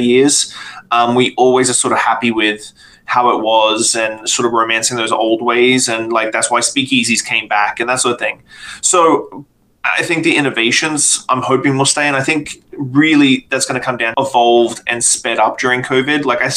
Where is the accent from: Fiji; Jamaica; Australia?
Australia; moved away as an adult; now in Canada; I'm not from Canada. I'm from Australia